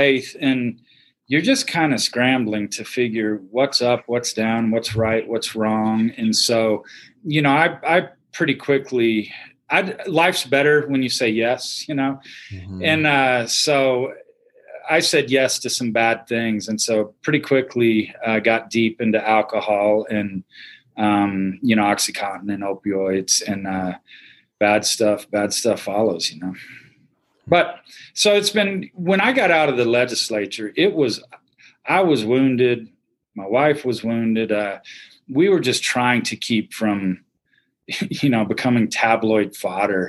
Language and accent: English; Houston, Texas, United States; I grew up in Houston, and so, you know, city kid, big city